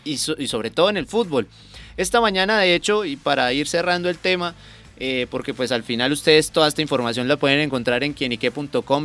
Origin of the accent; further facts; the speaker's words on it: Colombia; como colombianos